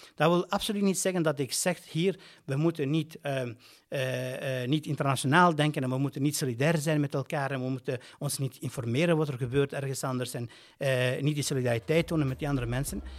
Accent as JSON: {"language": "Dutch", "town": "Brussels", "region": "Brussels-Capital Region", "country": "Belgium", "said": "als Brusselaar, net als Brusselaar en als een Brusselaar met migratieachtergrond"}